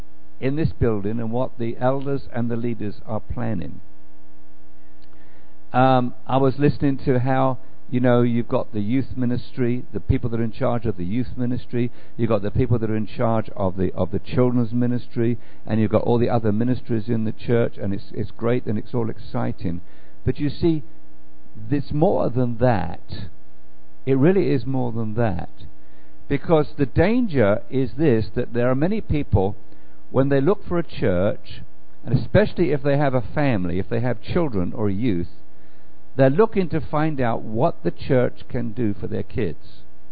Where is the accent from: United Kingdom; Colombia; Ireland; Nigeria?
United Kingdom; England; now in United States; it's a wonderful to be an Englishman, although I don't even think about myself as an Englishman anymore. I think of myself as a Christian who happened to be planted in England at the time and now been replanted in America.